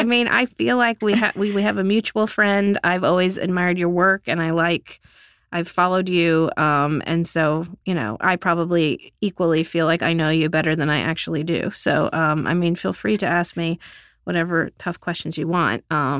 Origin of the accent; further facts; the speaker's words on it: Texas, United States; moved away as an adult; now in New York, United States; chapters about how I grew up in Texas and moved to New York with no job and no apartment and a stack of clips.